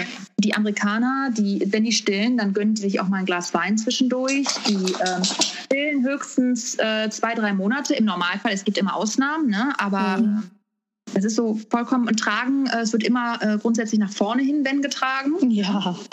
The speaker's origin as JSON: {"language": "German", "town": "Wuppertal", "region": "North Rhine-Westphalia", "country": "Germany", "tie": "born or raised there", "moved": "as an adult", "lives_now": "California, United States", "said": "komme gebürtig aus Wuppertal. Und da habe ich, ähm, oh, lass mich überlegen, ja, 30. 31 Jahre lang gelebt"}